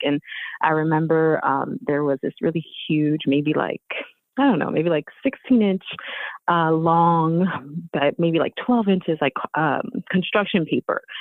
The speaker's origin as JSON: {"language": "English", "town": "Philadelphia", "region": "Pennsylvania", "country": "United States", "tie": "born or raised there", "also_born_or_lived": "Houston, Texas", "said": "I was growing up in North Philly, no TV."}